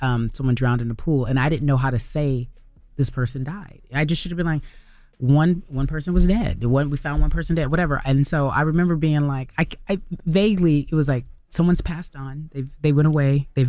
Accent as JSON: {"language": "English", "town": "Pasadena", "region": "California", "country": "United States", "tie": "born or raised there", "said": "So, I grew up in Pasadena, right? Mm-hmm."}